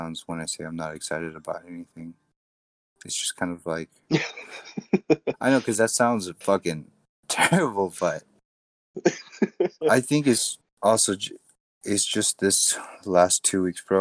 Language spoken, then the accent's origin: English; United States; Asian, growing up in America